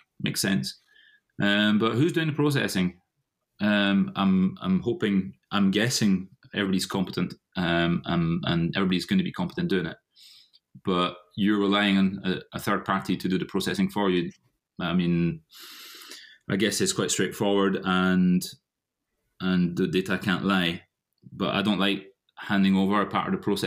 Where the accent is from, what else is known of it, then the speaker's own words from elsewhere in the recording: Paris, Île-de-France, France; moved away as an adult; now in Scotland, United Kingdom; I am half French, half Scottish, born and bred in France, in Paris. I moved to Scotland in 2005.